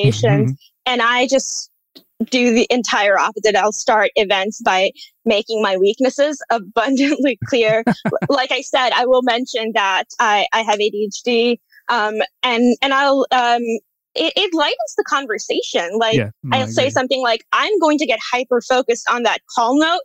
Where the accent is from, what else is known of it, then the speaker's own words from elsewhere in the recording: India; moved away; I grew up birding in India.